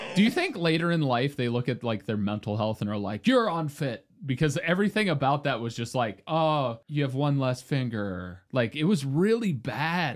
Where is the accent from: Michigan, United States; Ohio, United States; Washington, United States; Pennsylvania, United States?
Ohio, United States; Cincinnati; I'm from Cincinnati